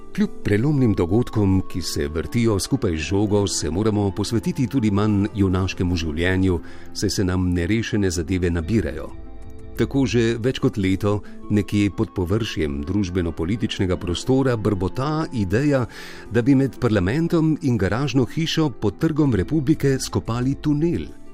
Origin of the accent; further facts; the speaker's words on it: Slovenia; smo Slovenci izumili demokracijo prej, kot smo izumili parkirišča